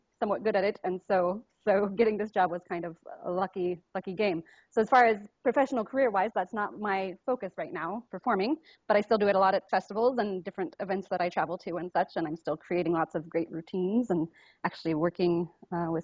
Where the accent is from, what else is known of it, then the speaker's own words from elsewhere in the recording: Murphys, California, United States; I grew up in, it's this little town called Murphy's, California. It's up in the Sierra Nevada mountains